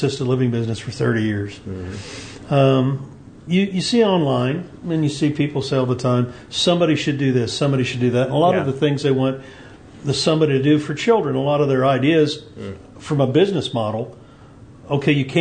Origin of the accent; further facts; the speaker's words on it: Greene County, Indiana, United States; now in Vincennes, United States; Originally I was born in Indianapolis, and then Dad moved us to a farm in Greene County